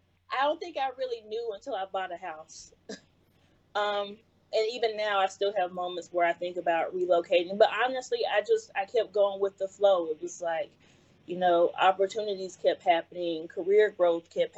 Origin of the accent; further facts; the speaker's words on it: Columbia, South Carolina, United States; moved away as an adult; now in Washington, D.C. area, United States; I was born and raised in Columbia